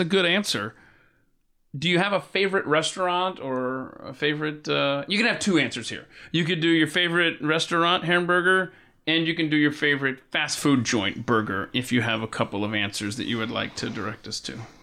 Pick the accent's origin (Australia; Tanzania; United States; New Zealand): United States; Atlanta, Georgia; Atlanta, my hometown where I was born and raised